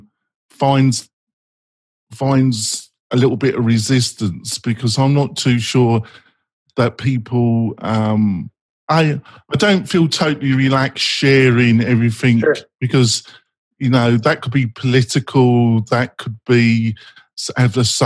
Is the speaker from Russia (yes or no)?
no; England, United Kingdom; also born or lived in Scandinavia; I'm English